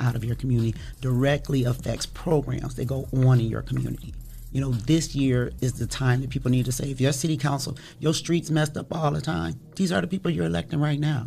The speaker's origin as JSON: {"language": "English", "town": "Toledo", "region": "Ohio", "country": "United States", "tie": "born or raised there", "said": "I am from Toledo, Ohio, born and raised"}